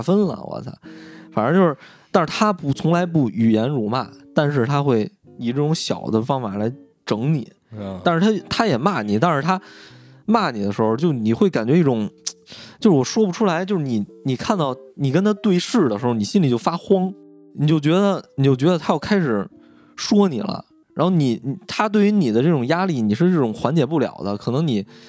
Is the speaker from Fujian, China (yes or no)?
no; Beijing, China; 我们北京有一个工读学校